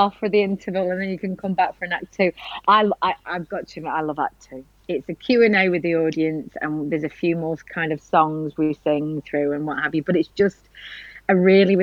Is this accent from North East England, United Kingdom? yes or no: no; Blackpool, North West England, United Kingdom; now in London, United Kingdom; I came from Blackpool and then I went to live in London.